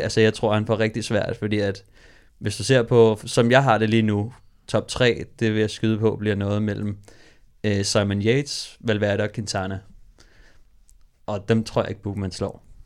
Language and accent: Danish; Copenhagen, Capital Region of Denmark, Denmark; jeg er fra Amager